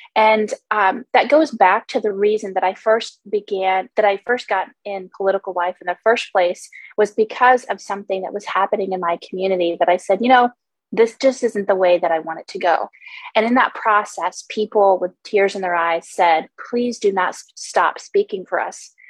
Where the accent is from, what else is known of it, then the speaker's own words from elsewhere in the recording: Homer, Alaska, United States; Homer is my hometown. I grew up here